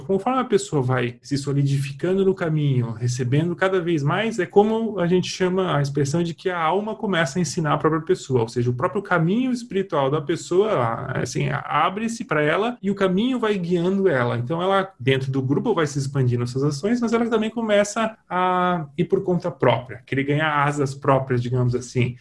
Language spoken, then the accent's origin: Portuguese; Brazil; eu nasci no Brasil no, nos anos 80